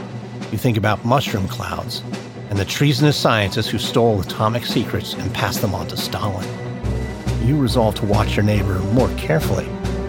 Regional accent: United States; And no, in case you were wondering, not that …. I am, though, an American

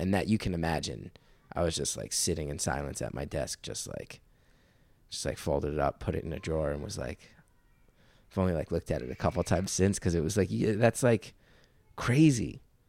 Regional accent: New York, United States; And I'm a New Yorker. Like I said, like that's, it's not a rare thing to meet people in therapy in New York.

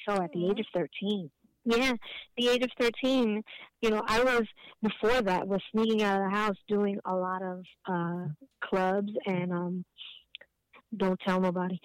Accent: New York City, New York, United States; born and raised in Hell's Kitchen

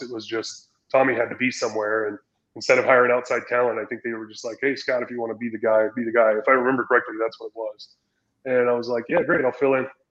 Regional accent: San Diego, California, United States; also born or lived in Utah; growing up in San Diego

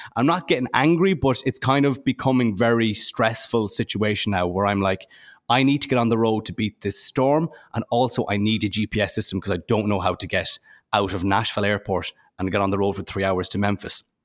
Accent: Ireland; I'm from Ireland

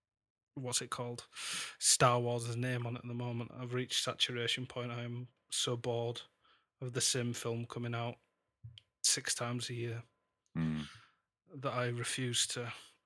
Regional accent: Bath, South West England, United Kingdom; I'm 34 from Bath.

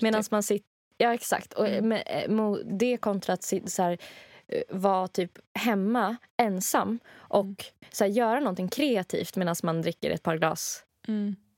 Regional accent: Rättvik, Dalarna County, Sweden; moved away; i Rättvik där jag kommer ifrån

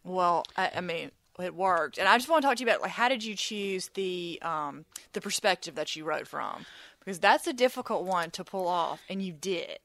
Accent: Mississippi, United States; I'm from Mississippi. I've lived here my entire life

